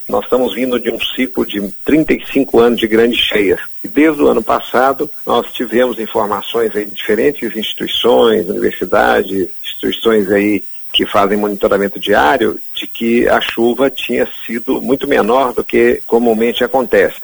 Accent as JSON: {"language": "Portuguese", "town": "Belo Horizonte", "region": "Minas Gerais", "country": "Brazil", "tie": "born or raised there", "moved": "yes", "lives_now": "Pantanal, Brazil", "said": "eu sou nascido em Belo Horizonte, já estou aqui há mais de 30, 40 anos"}